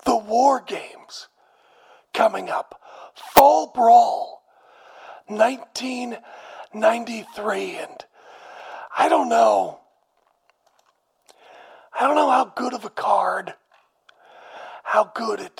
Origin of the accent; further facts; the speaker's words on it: a town near Aberdeen, Washington, United States; I am from a town nearby